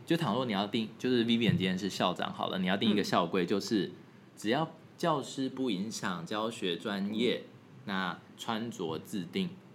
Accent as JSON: {"language": "Chinese", "country": "Taiwan", "tie": "born or raised there", "moved": "yes", "said": "我是在台湾长大的啦，我是后来才去那国外求学"}